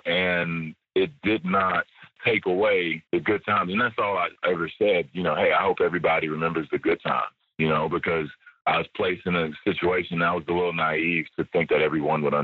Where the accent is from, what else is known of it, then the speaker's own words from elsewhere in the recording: United States; moved away as an adult; I'm an American living in another country